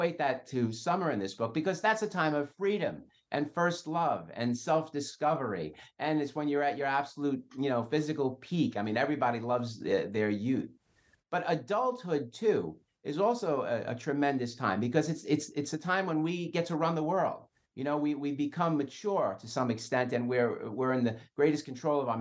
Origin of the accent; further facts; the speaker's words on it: New York City, New York, United States; I'm Italian. I grew up in Brooklyn.